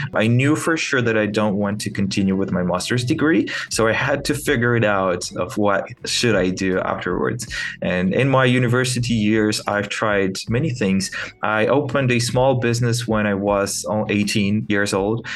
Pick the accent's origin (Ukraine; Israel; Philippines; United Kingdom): Ukraine; Kyiv; English is a second language; I'm from Kiev, Ukraine